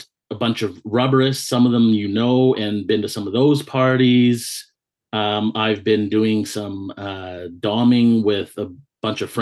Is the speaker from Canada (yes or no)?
yes; the Okanagan, British Columbia, Canada; moved away as an adult; now in Vancouver, Canada; I grew up in the Okanagan, and for anyone that's listening that's not familiar with Canada, it's like the interior of British Columbia